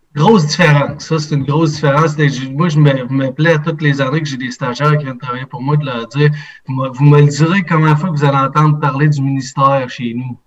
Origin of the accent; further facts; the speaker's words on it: Quebec, Canada; chez nous au Québec